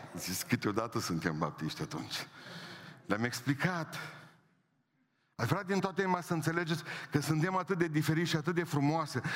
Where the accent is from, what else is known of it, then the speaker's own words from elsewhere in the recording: Transylvania, Romania; Eu sunt ardelean și mândru că sunt ardelean.